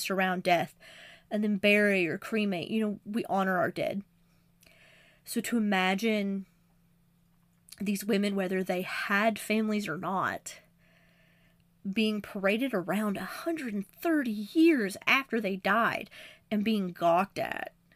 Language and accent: English; Appalachia, United States; I'm from a more southern state. I'm from Appalachia.